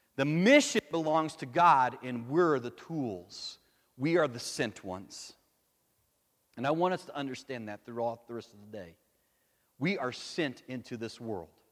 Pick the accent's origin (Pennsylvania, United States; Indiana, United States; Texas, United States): Texas, United States; El Paso; moved away; I'm from El Paso.